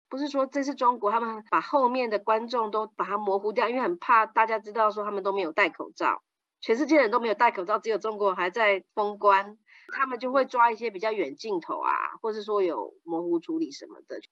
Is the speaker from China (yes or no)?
no; Netherlands; 我是荷兰人